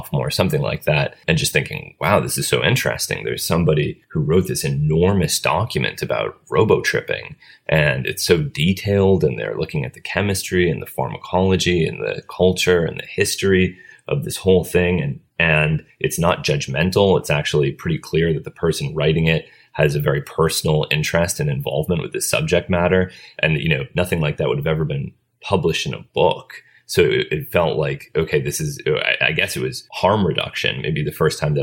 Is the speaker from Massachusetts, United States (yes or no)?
yes; Cambridge, Massachusetts, United States; I grew up in Cambridge